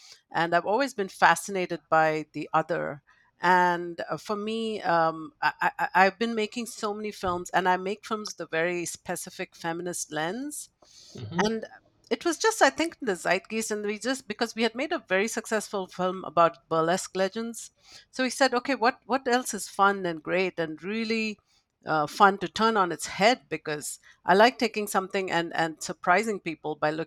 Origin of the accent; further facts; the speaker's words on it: India; I grew up in India, and growing up in a culture that accepts the supernatural